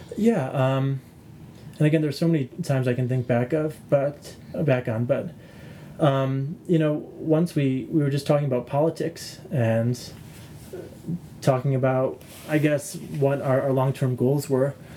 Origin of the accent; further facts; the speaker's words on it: United States; I'm from the United States.